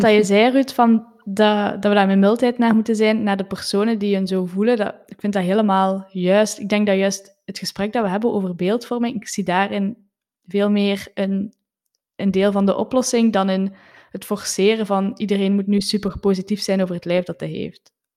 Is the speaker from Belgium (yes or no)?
yes; Flanders, Belgium; zeker als Vlamingen